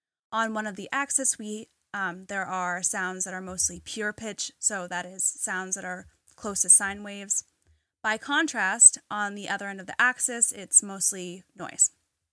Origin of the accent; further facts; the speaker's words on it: New England, United States; growing up in New England, there's a lot of different, you know, I like all the different shops